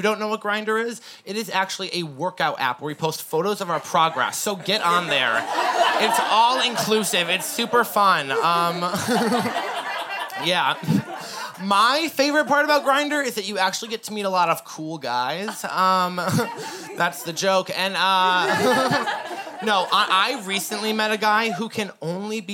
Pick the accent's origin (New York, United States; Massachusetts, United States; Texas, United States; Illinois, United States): Massachusetts, United States; moved away as an adult; now in Portland, United States; My family is visiting me from Massachusetts. We're from the East Coast.